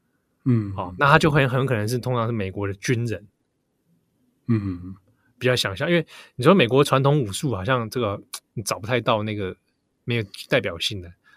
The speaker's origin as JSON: {"language": "Chinese", "country": "Japan", "said": "对，而且不知道我们日本人好像想到俄罗斯人就要连接到哥萨克舞，"}